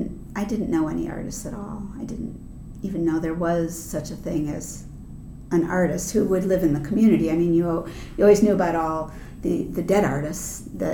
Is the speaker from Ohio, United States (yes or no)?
yes; Shaker Heights, Ohio, United States; I grew up here. I'm a third generation Clevelander, and I grew up in Shaker Heights and went to Shaker Heights High School